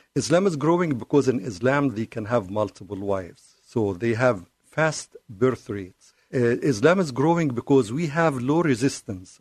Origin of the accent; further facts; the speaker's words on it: Cairo, Cairo Governorate, Egypt; English is a second language; now in United States; I was born and raised in Cairo.